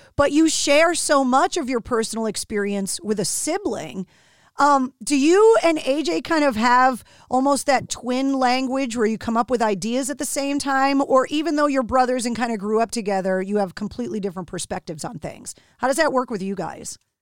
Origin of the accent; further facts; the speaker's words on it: outside of Boston, Massachusetts, United States; growing up outside of Boston, like I did